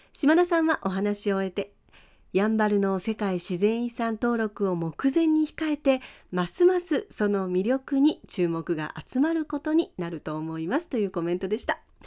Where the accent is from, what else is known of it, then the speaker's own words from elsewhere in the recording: Okinawa, Japan; 沖縄から来た